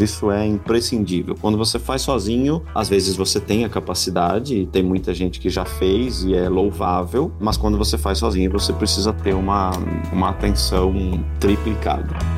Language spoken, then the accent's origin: Portuguese; Brazil; moved away as an adult; nós saímos do Brasil, da América Latina, estamos na Europa